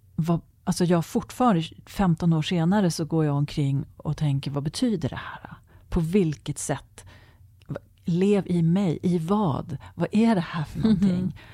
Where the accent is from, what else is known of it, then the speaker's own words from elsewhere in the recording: Sweden; vi svenskar